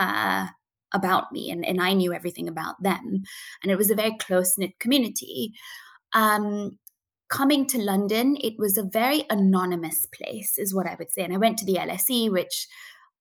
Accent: Coonoor, Tamil Nadu, India; moved away as an adult; I was born and brought up in India, in a little town called Kunnoor in the Nilgiri Mountains

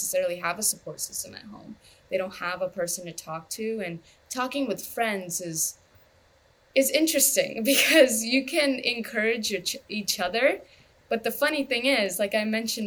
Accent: United States; My parents are immigrants, of course, and I grew up in America

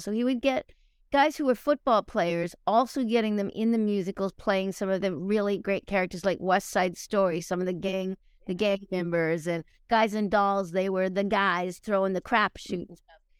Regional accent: Truro, Nova Scotia, Canada; also born or lived in Australia; I was a kid from Truro, Nova Scotia, originally Australia

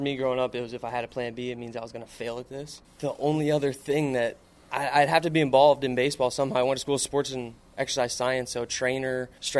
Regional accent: Palm Beach Gardens, Florida, United States; I'm 27, from Palm Beach Gardens, Florida, born and raised.

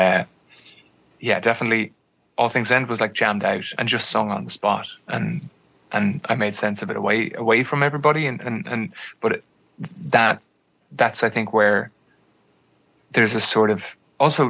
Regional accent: Ireland

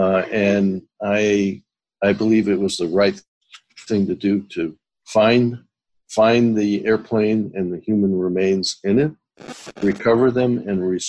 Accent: New England, United States; I am from New England

